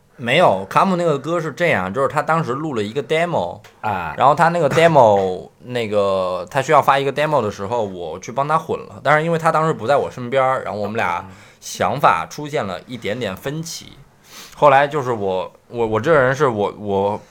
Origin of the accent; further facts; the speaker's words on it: Beijing, China; moved away as an adult; also born or lived in Tianjin; now in Shanghai, China; 我是北京长大的，然后我对大学是天津毕业嗯，然后我再从天津回北京的时候就发现，嗯，小时候北京的那些朋友都不在我身边儿了，因为我住在东边儿